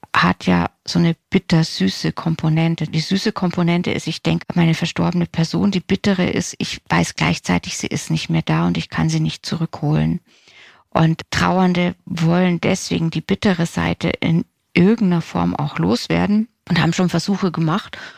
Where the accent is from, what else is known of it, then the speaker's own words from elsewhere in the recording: Germany; bei uns in Deutschland